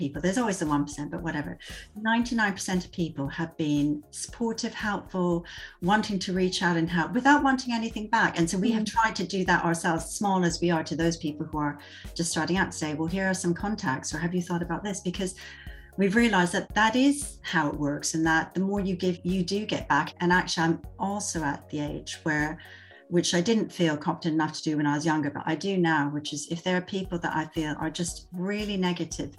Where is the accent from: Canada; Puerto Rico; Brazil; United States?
Canada; Vancouver, British Columbia; I'm originally from Vancouver, British Columbia